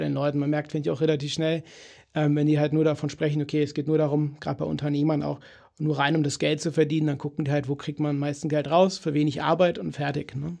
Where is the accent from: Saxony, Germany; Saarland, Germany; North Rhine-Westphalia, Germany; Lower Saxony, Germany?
North Rhine-Westphalia, Germany; Cologne; bei uns in Köln